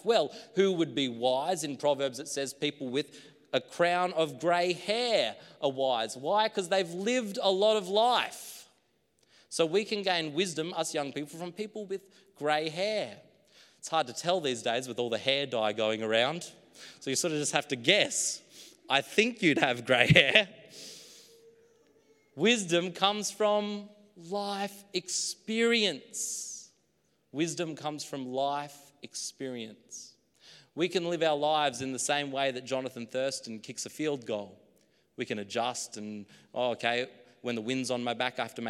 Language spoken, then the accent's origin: English; Queensland, Australia; now in New South Wales, Australia; my hometown in Queensland